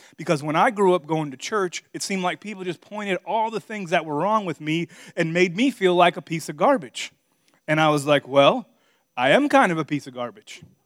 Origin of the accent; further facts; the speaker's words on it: Miami, Florida, United States; moved away as an adult; also born or lived in Virginia / Missouri; I'm from Miami, Florida.